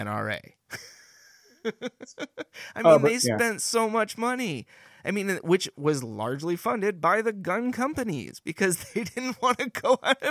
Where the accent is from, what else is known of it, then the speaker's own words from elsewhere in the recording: California, United States; Now, I grew up in Northern California, and we have rednecks there.